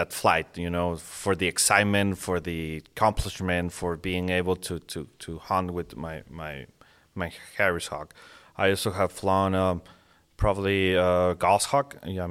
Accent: Monterrey, Nuevo León, Mexico; born and raised in, yeah, Mexico.

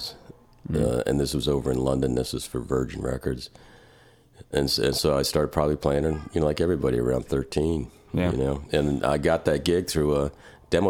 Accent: Germany; now in North Carolina, United States; I'm half German, so I was born in Germany. Yeah. Yeah. And, you know, grew up on with my uncles on a farm kind of thing

